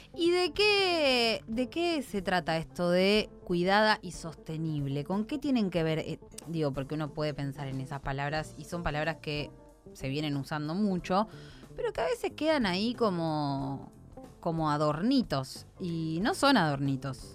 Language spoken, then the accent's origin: Spanish; Santa Fe, Argentina; Nosotros dentro de la provincia de Santa Fe somos un poco pampeanos, somos un poco rioplatenses y somos un poco litoraleños, que es lo lindo de nuestra provincia